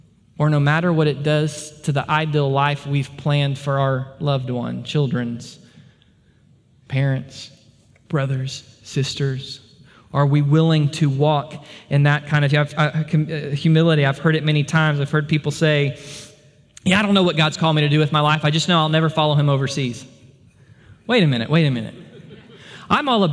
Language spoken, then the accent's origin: English; United States; we as American believers